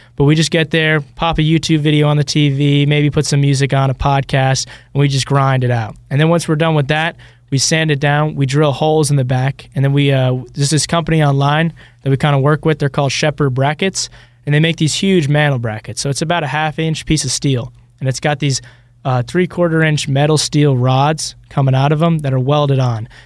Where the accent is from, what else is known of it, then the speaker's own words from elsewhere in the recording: Ireland; now in Alpharetta, United States; I was born in, uh, Ireland, but currently me and my two partners, we're all living